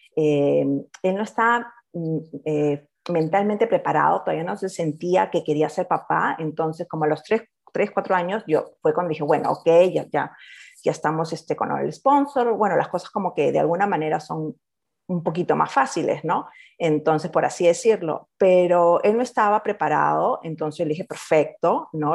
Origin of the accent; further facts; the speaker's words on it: Lima, Peru; moved away as an adult; now in Australia; por el acento ya deben de estar adivinando, soy de Perú, ah, de la capital, y nos mudamos acá a Australia en el 2006